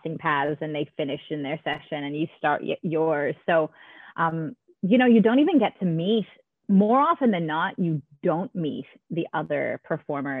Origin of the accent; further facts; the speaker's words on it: Canada; moved away as an adult; also born or lived in New York, United States; now in Melbourne, Australia; I love Canada and all of my family is there and dear friends that I grew up